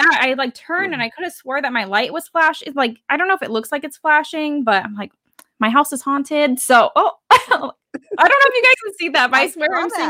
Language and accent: English; Tonopah, Arizona, United States; I grew up in Tonopah, Arizona, and it is so bloody hot out there. It's just, it's all like, you know, country town, and you have like a general store